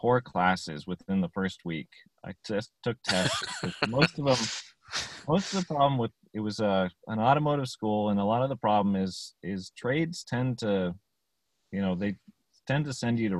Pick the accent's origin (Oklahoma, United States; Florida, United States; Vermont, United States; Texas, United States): Vermont, United States; growing up in Vermont